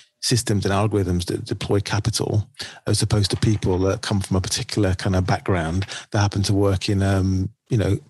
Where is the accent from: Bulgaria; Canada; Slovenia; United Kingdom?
United Kingdom; the north of England; when I came out of my school in the north of England